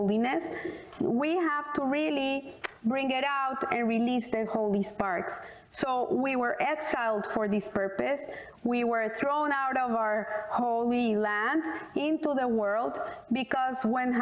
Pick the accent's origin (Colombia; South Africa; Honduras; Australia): Colombia; I said, from Colombia